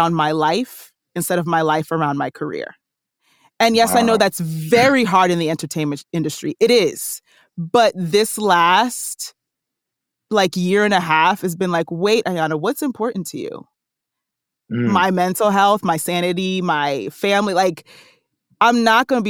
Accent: New Jersey, United States; I grew up, born and raised in Jersey

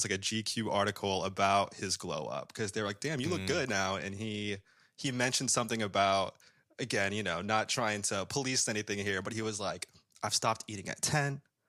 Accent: Kansas, United States; Yeah, we're from Kansas.

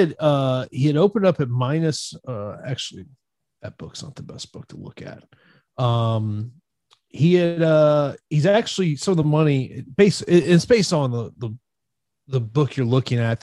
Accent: Tampa, Florida, United States; here in my hometown of Tampa

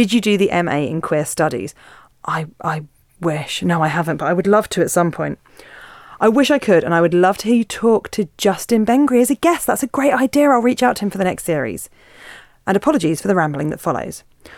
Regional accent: Isle of Man; I'm 50 now and I grew up on the Isle of Man when it was still illegal to be gay and when gay men were aggressively prosecuted by the police.

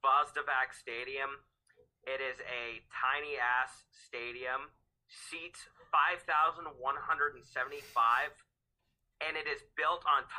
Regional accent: New England, United States; growing up in New England and going to Fenway Park

